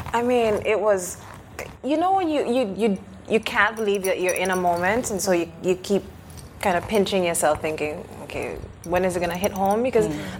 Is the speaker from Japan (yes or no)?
no; Anguilla; now in United Kingdom; I was raised on the British Overseas island of Anguilla